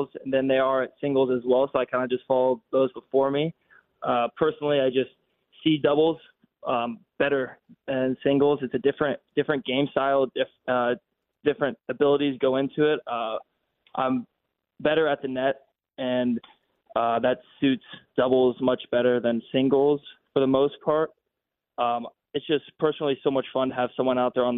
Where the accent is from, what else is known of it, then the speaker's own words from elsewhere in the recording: New Albany, Ohio, United States; I'm from Columbus